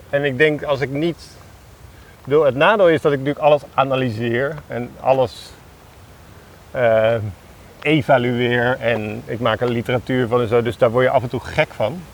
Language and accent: Dutch; Alphen aan den Rijn, South Holland, Netherlands; moved away; Dat is mijn jeugd, dat is waar ik ben opgegroeid